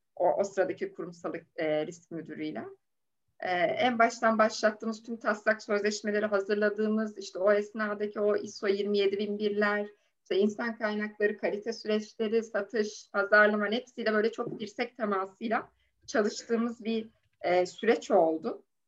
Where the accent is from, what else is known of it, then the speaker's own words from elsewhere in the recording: Safranbolu, Karabük Province, Turkey; moved away as an adult; also born or lived in Copenhagen, Denmark / Lund, Sweden; now in Istanbul, Turkey; Karabüklüyüm, Safranboluyum